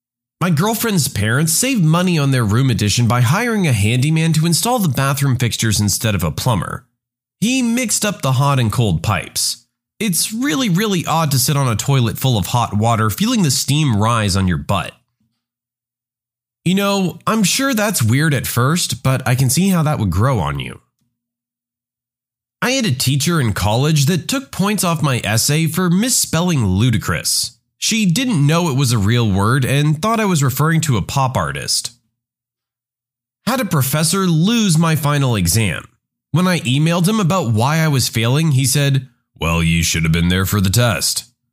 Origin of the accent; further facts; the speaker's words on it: Spain; English is a second language; I'm from Spain, and my parents are from Spain as well. I speak Spanish without any accent, not even a local accent.